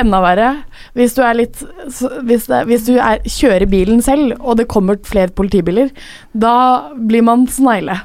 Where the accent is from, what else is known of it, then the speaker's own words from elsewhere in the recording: Drøbak, Akershus, Norway; moved away; så var jeg hjemme i Drøbak eh, med pappa